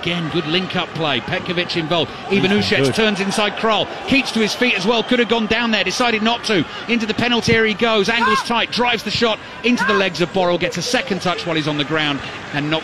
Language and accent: English; England, United Kingdom; I'm English, born in England, raised in England